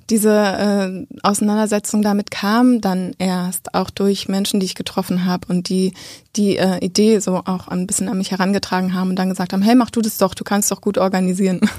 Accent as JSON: {"language": "German", "town": "Bochum", "region": "North Rhine-Westphalia", "country": "Germany", "tie": "born or raised there", "also_born_or_lived": "Witten / Frankfurt (Oder)", "moved": "as an adult", "lives_now": "Berlin, Germany", "said": "ich komme äh, aus dem Ruhrgebiet. Ich bin in Bochum und Witten aufgewachsen"}